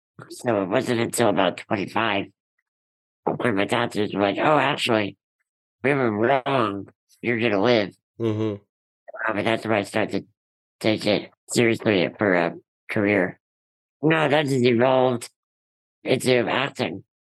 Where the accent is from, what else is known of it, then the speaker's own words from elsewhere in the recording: Rutherford, New Jersey, United States; our hometown of Rutherford.